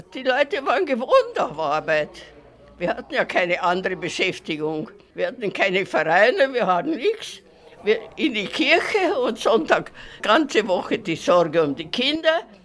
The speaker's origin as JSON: {"language": "German", "town": "Bratislava", "region": "Bratislava Region", "country": "Slovakia", "said": "Bei uns in Pressburg war das nicht"}